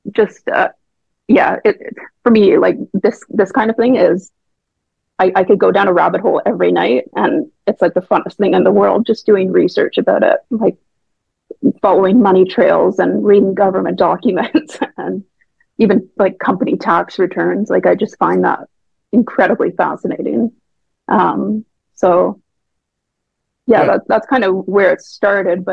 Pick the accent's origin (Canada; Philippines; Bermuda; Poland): Canada; moved away as an adult; now in Oxford, United Kingdom; my hometown